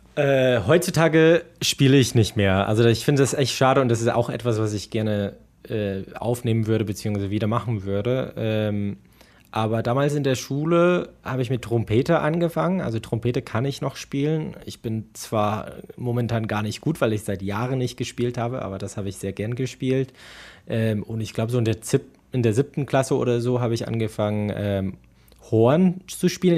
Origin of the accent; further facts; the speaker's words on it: Midwest, United States; first language English; moved away as an adult; also born or lived in Erfurt, Germany; now in Germany; as a Midwesterner